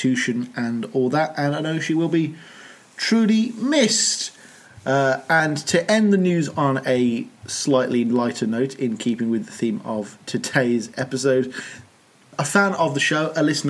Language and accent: English; United Kingdom; as a Brit